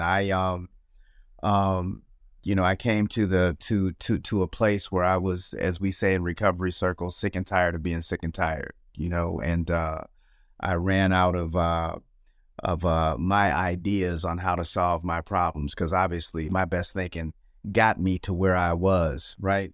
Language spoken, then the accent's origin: English; Nashville, Tennessee, United States; I was born in Nashville, Tennessee